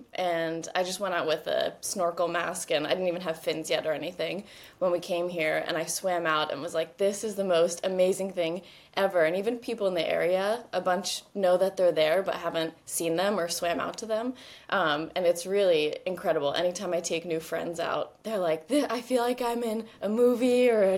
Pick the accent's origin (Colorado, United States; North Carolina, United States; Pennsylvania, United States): Pennsylvania, United States; also born or lived in New Jersey; now in Southern California, United States; Well, right now I'm based in Southern California. I'm originally from the East Coast. I grew up in Pennsylvania and spent a lot of time in New Jersey as well. But right now I'm in Southern California